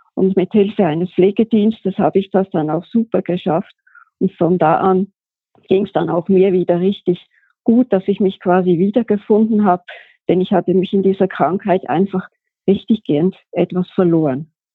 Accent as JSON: {"language": "German", "country": "Switzerland", "tie": "born or raised there", "moved": "as an adult", "said": "ich bin geboren und aufgewachsen in der Schweiz, hab da auch gearbeitet."}